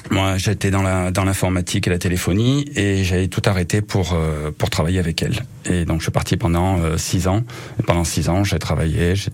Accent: Clermont-Ferrand, Auvergne-Rhône-Alpes, France; also born or lived in Madrid (parents' origin); Mes parents sont de Madrid. Moi, je suis né à Clermont, mais bon, on est d'origine espagnole.

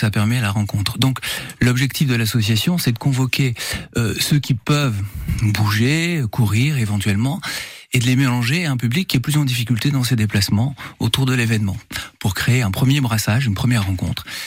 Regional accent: France; on est français

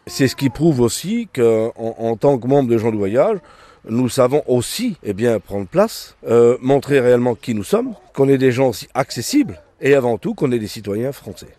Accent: France; also born or lived in Indre; nous sommes des Français, des Français itinérants, mais nous sommes Français

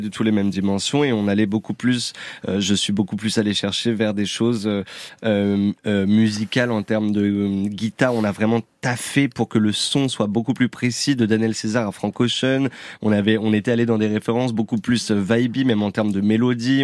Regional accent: Réunion; je suis originaire de la Réunion

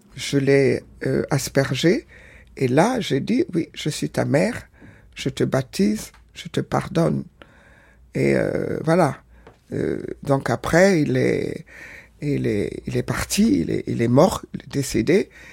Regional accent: Senegal; also born or lived in Porto-Novo, Benin; je suis né au Bénin, à Porto Novo, grandi au Sénégal.

